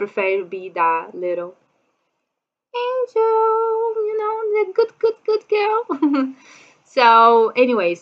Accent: Brazil; English is a second language; I'm from Brazil

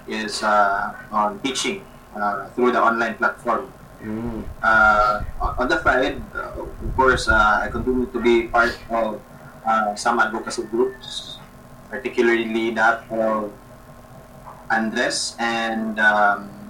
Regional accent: Cebu, Central Visayas, Philippines; I went back to my hometown since mm-hmm. March so since the lockdown in Cebu City uh, so since March I'm currently based outside Cebu City but still in Cebu

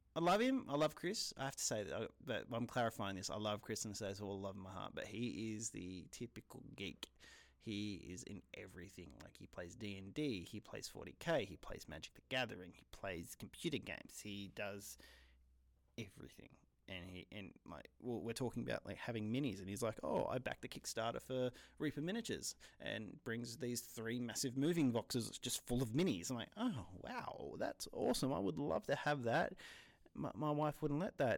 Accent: New South Wales, Australia; I'm Australian

